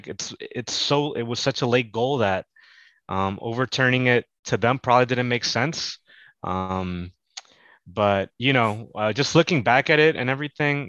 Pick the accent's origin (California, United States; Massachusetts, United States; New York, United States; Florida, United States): New York, United States; New York City; also born or lived in Manhattan; I am from New York. I was born in Manhattan, raised in the Bronx, and I live in the city